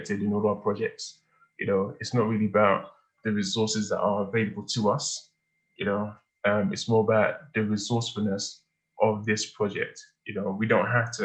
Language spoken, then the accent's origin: English; London, United Kingdom; I'm an Igbo boy that was born and raised in London by first generation immigrant parents who came here after the Civil War